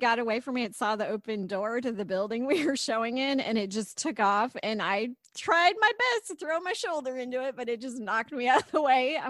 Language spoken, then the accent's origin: English; Illinois, United States; Hey, I grew up in Illinois and I used to show cattle for the 4-H fair.